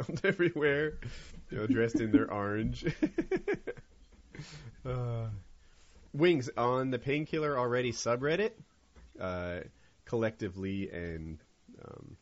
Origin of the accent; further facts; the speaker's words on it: North Carolina, United States; also born or lived in New Jersey; I'm from North Carolina